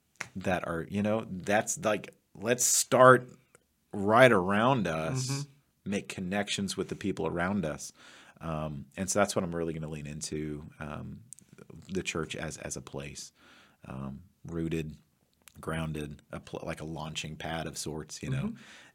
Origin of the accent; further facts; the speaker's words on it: Kansas, United States; also born or lived in Texas; now in Missouri, United States; We moved back to Kansas, and that was sort of a reconnecting with my childhood roots. And now that we're in Missouri